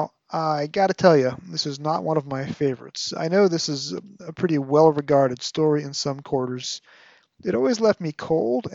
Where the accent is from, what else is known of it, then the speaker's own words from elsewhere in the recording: New York, United States; my PBS station growing up in New York